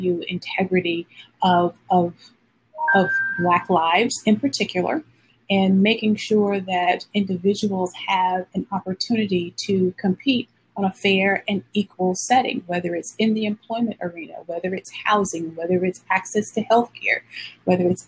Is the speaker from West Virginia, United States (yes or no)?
no; Alabama, United States; I grew up in the South in Alabama